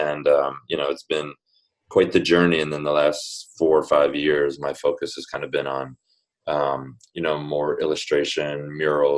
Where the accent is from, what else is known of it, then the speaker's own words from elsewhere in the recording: New Jersey, United States; moved away as an adult; now in New York, United States; I grew up in New Jersey, went to college in New Jersey